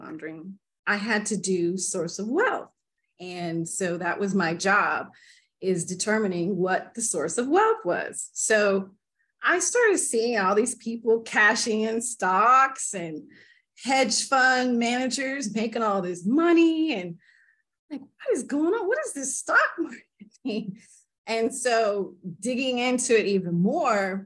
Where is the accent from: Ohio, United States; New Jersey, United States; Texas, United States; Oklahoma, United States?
Oklahoma, United States; Tulsa; I grew up in Tulsa, Oklahoma